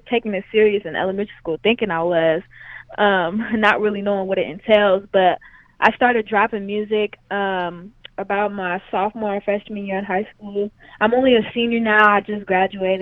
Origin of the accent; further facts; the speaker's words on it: Sacramento, California, United States; I'm from the Eastern Residentials of Sacramento